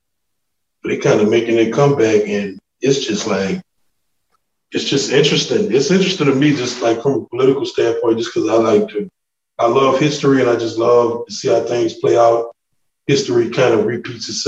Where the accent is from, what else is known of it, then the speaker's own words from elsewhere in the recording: New Orleans, Louisiana, United States; I'm a Louisianian. From New Orleans